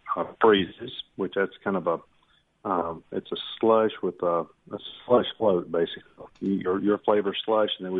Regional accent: Hernando, Mississippi, United States; we are from Hernando

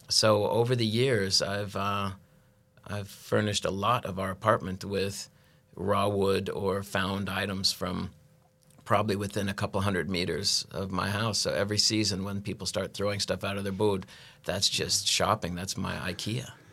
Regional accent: United States; moved away as an adult; now in Norway; I'm an American that moved to, uh, Norway, uh, love refugee, they call us

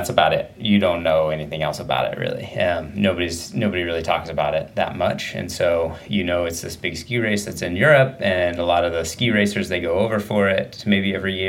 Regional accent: Medford, Oregon, United States; also born or lived in Sacramento; most of the time went to school and everything in Southern Oregon, Medford area, and I grew up there

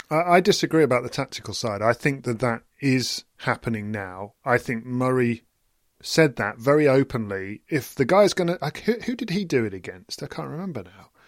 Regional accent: England, United Kingdom; as an English person myself

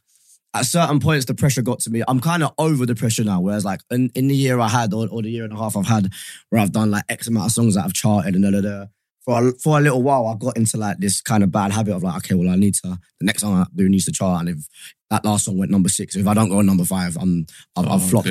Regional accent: United Kingdom; white boy Brit. That kind of is me

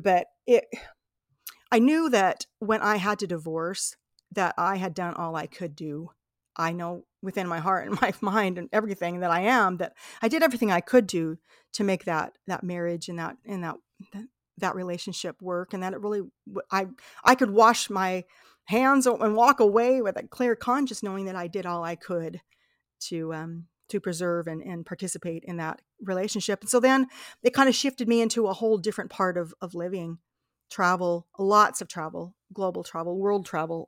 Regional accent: Salt Lake City, Utah, United States; I was born in Salt Lake City, Utah

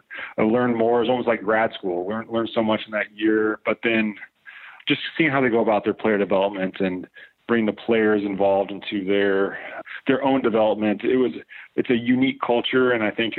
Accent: Indiana, United States; now in Michigan, United States; near where I was born in Indiana

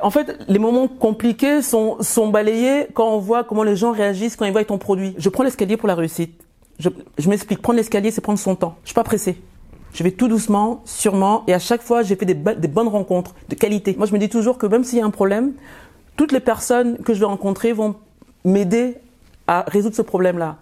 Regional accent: France; also born or lived in Yaoundé, Cameroon; Je suis arrivée en France à l'âge de 5 ans. Je suis repartie à l'âge de 12 et je suis revenue à l'âge de 16 ans en France.

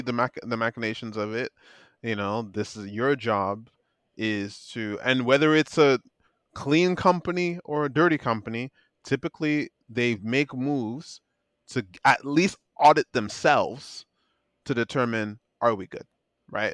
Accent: Nigeria; me being a Nigerian

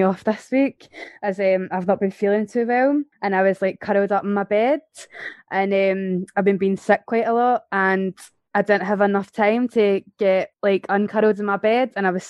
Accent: Glasgow, Scotland, United Kingdom; I'm 25 years old. I'm from Glasgow.

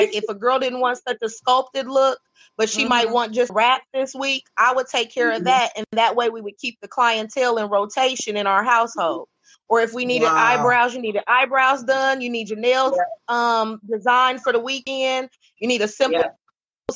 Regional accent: Dayton, Ohio, United States; I'm originally from Dayton

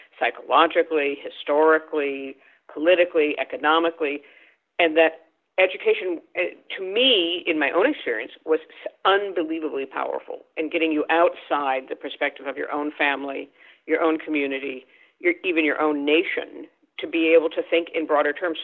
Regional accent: St. Paul, Minnesota, United States; moved away as an adult; also born or lived in California; I grew up in St. Paul, Minnesota

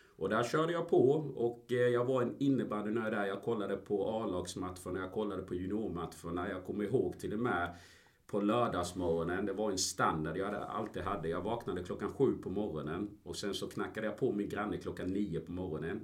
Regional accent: Ingelstad, Kronoberg County, Sweden; moved away as an adult; also born or lived in Colombia / Gothenburg; Jag är en smålänning kan man väl säga. Eh, jag kommer från Ingelstad, en liten by utanför Växjö, två mil

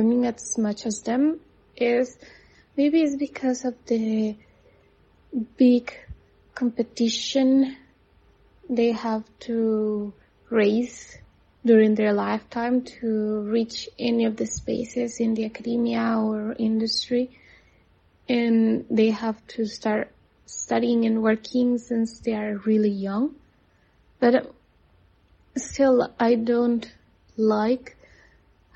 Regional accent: Costa Rica; moved away as an adult; now in China; I'm from Costa Rica. I live in China for the last 3 years

